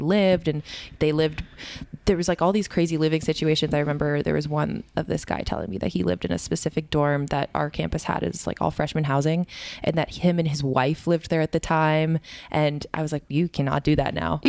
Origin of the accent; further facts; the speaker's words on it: Canada; moved away as an adult; also born or lived in Connecticut; growing up in Canada my whole life